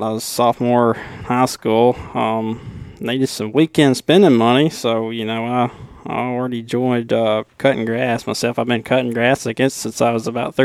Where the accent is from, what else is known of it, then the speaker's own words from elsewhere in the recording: Killen, Alabama, United States; accent: deep southern, Alabama accent; I'm from Bama